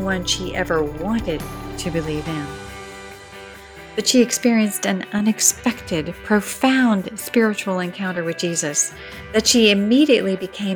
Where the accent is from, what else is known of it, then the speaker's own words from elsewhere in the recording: Atlanta, Georgia, United States; As someone from Atlanta